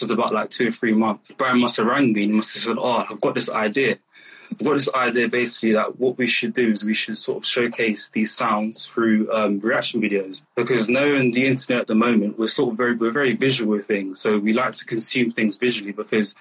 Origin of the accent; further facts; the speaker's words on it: Uganda; I'm from Uganda